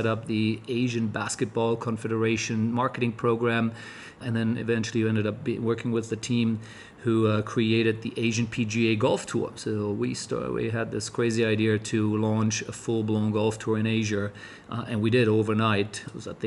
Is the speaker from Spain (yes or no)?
no; Germany; moved away as an adult; also born or lived in Cologne, Germany / United States; being German